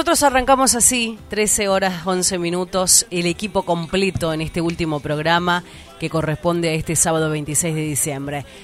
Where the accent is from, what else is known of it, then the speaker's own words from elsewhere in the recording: Argentina; Porque tengo esa esperanza como {S4} argentino.